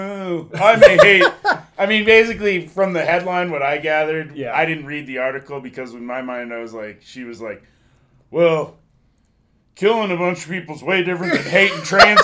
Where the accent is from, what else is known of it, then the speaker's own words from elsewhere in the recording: Sturgis, South Dakota, United States; Because growing up around Sturgis, it was always of like the rally vibe.